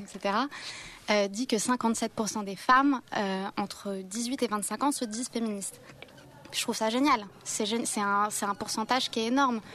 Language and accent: French; Canada; je suis canadienne